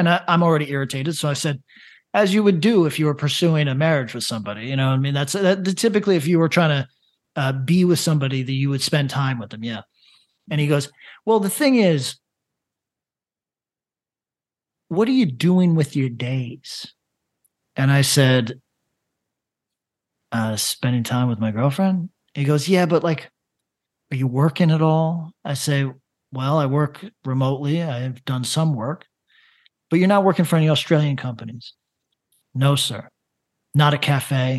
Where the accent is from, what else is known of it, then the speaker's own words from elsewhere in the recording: upstate New York, United States; moved away; also born or lived in Los Angeles; I'm from upstate New York